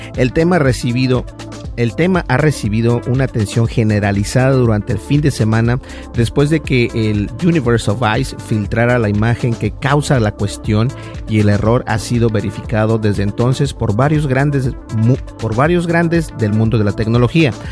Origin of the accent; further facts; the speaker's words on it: Minnesota, United States; yo soy de Minnesota